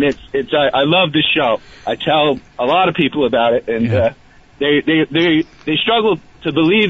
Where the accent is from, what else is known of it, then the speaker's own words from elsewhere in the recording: Hyde Park, Vermont, United States; also born or lived in Elmore, Vermont; now in Stowe, United States; I grew up in Hyde Park.